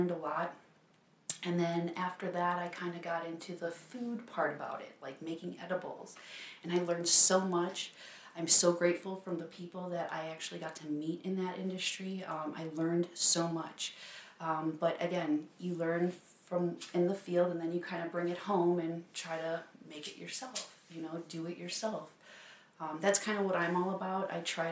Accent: Chicago, Illinois, United States; now in Las Vegas, United States; from Chicago originally. Moved out here to Las Vegas

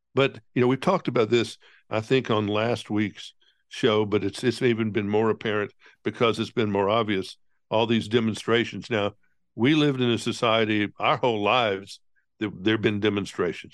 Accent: the South, United States; I'm, I'm from the South

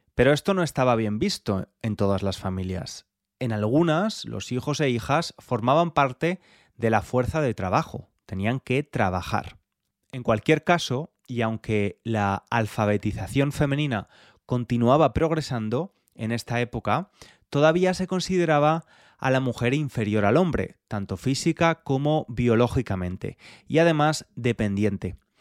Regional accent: Spain; moved away as an adult; now in London, United Kingdom; Yo soy español, pero vivo en Londres desde hace bastantes años

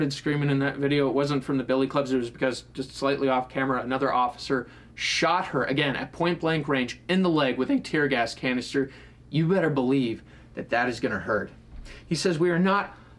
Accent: New Hampshire, United States; moved away; my hometown in New Hampshire

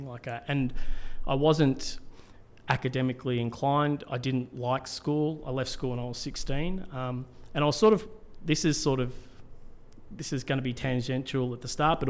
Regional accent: Melbourne, Victoria, Australia; moved away as an adult; also born or lived in Cairns, Queensland; I grew up in Melbourne, and then I moved to Cairns, and I lived in Cairns for about 15 years.

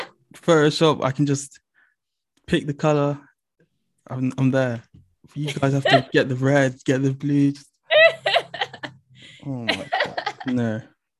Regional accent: London, United Kingdom; oh, where are you from? And I was like, oh, I'm from London.

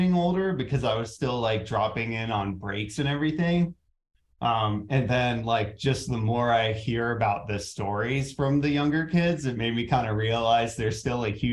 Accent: Virginia, United States; I'm going to turn 18 and then I'm gone from Virginia.

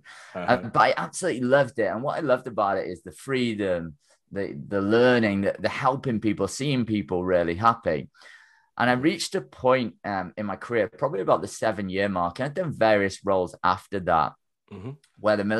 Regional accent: Wales, United Kingdom; moved away as an adult; my small country village that I grew up in North Wales here in the UK.

